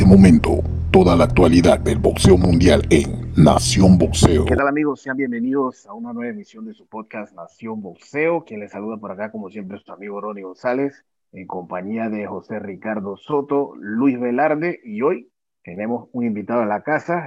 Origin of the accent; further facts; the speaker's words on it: Panama; como panameños